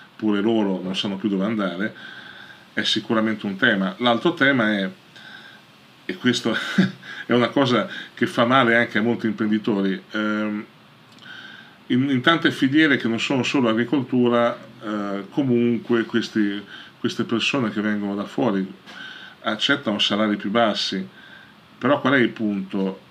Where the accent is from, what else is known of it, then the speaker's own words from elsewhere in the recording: Italy; nel nostro paese